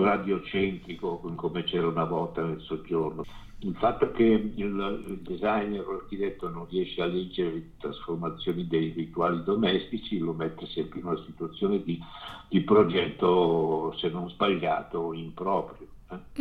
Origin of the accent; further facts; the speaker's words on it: Ciociaria, Lazio, Italy; now in Milan, Italy; tornare al mio paese in Ciociaria, che è sulle colline della Ciociaria, che è il paese che io amo di più e che, da cui sono molto lontano